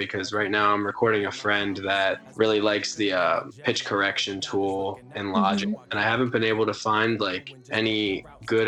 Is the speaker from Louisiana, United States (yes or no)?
no; West Chester, Pennsylvania, United States; moved away as an adult; now in Philadelphia, United States; I grew up in Westchester, Pennsylvania, but I recently moved to Philadelphia.